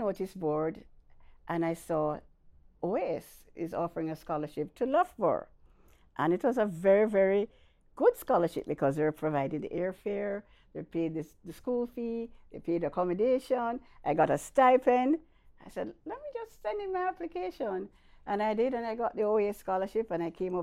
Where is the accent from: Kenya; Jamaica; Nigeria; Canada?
Jamaica; Kingston; also born or lived in Mandeville, Jamaica / Manchester, Jamaica; my adopted mom took me from birth from the hospital, and we spent about 2 years in Manchester, then we came to Kingston.